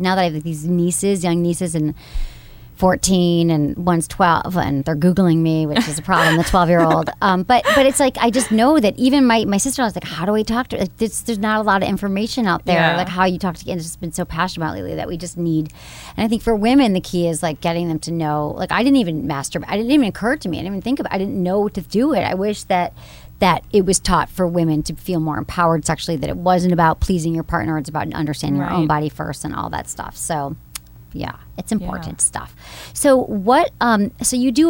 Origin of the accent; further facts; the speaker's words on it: Michigan, United States; also born or lived in San Francisco; now in Los Angeles, United States; I went from Michigan